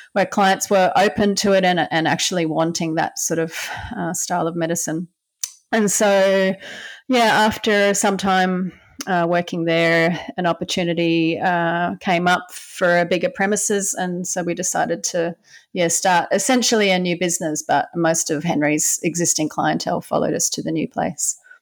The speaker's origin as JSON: {"language": "English", "town": "Brisbane", "region": "Queensland", "country": "Australia", "tie": "born or raised there", "said": "I grew up in Brisbane on the east coast of Australia. Yeah, small little suburb called Banyo on the north side of Brisbane"}